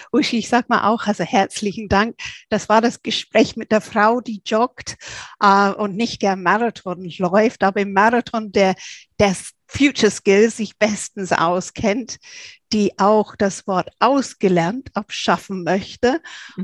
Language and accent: German; England, United Kingdom; now in Germany; als Engländerin